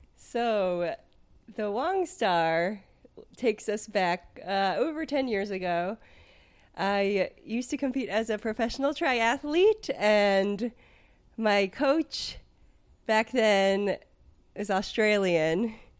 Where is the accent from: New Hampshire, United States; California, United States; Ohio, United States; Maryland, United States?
California, United States; San Francisco Bay Area; moved away as an adult; now in Delaware, United States; I grew up in the San Francisco Bay Area